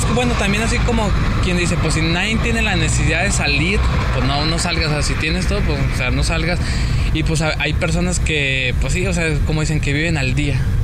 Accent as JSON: {"language": "Spanish", "country": "Mexico", "said": "somos mexicanos"}